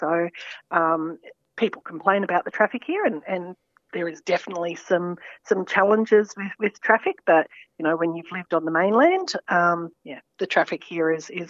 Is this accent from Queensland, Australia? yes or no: no; Mornington Peninsula, Victoria, Australia; moved away as an adult; also born or lived in Papua New Guinea / Saudi Arabia; now in Tasmania, Australia; I'm currently living in Tasmania, but I grew up in Victoria on the Mornington Peninsula. Lived overseas for about 12 years.